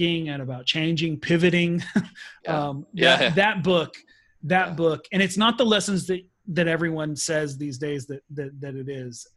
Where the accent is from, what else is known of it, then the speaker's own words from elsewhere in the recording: United States; now in Sweden; I'll never stop being American no matter how hard I try.